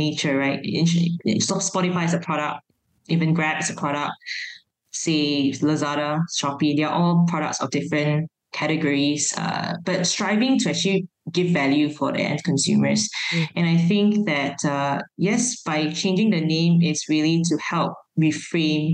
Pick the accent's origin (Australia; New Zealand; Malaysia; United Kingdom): Malaysia; as Malaysian startups. First of all, we are living in a multi-ethnic, multi-racial country